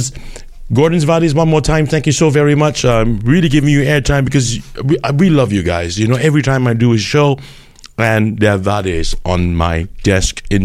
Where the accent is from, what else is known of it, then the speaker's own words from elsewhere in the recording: Singapore; part and parcel of what we have in Singapore.